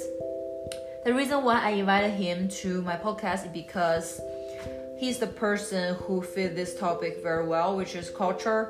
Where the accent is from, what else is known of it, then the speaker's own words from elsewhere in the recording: China; English is a second language; moved away as an adult; now in United States; I know we both live in Asia, and you're from Malaysia, I'm from China.